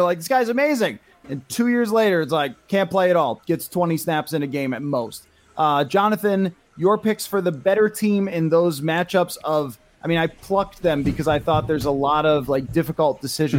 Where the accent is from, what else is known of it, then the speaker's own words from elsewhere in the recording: Buffalo, New York, United States; moved away; I hail from Buffalo and have friends in Buffalo.